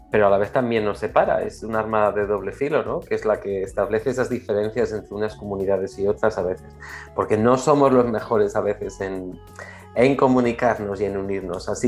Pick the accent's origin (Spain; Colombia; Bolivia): Spain; now in Australia; que forman una parte muy fuerte de nuestra historia como españoles en Australia